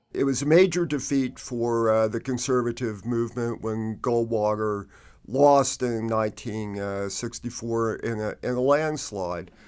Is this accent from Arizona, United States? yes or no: yes; Phoenix, Arizona, United States; I grew up in Phoenix on, uh, the west side